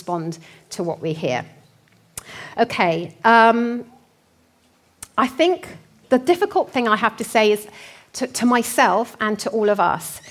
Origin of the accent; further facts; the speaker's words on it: North Hertfordshire, East of England, United Kingdom; accent: North Hertfordshire; my North Hertfordshire accent